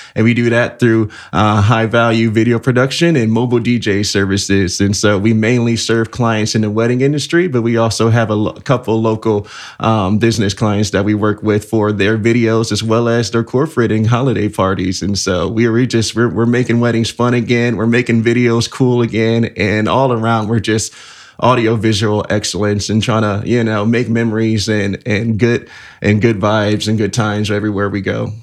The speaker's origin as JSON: {"language": "English", "town": "Elkhart", "region": "Indiana", "country": "United States", "tie": "born or raised there", "said": "I am from Elk Garden, Indiana, born and raised. So the city with the heart"}